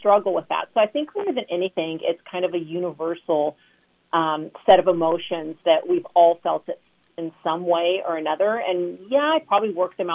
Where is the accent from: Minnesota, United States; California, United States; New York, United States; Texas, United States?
California, United States; Southern; I was born and raised in Southern California